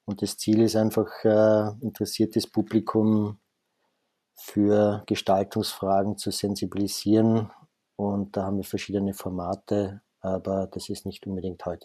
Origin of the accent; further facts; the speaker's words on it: Vienna, Austria; born there; ich bin gebürtiger Wiener